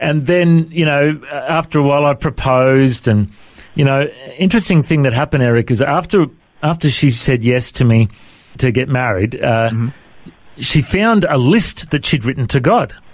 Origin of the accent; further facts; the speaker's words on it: Coffs Harbour, New South Wales, Australia; also born or lived in Tamworth, New South Wales; originally uh, in Tamworth in New South Wales is where I was mm-hmm. born. And then uh, mum and dad moved to Coffs Harbour when I was a young fella